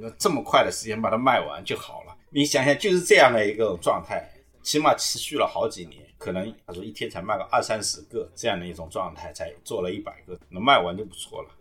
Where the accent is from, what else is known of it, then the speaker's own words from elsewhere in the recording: Jiangsu, China; moved away as an adult; now in Guangzhou, China; 我江苏人嘛